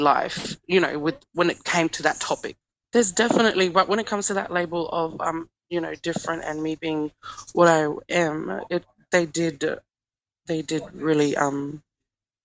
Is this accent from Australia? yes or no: yes; Mimili, South Australia, Australia; I'm from Mimili community and I am a Pidgindara Yankundara speaker.